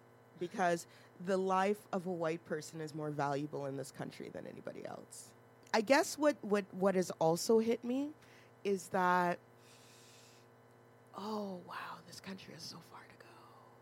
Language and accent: English; Alberta, Canada; I said, girl, I'm from Alberta.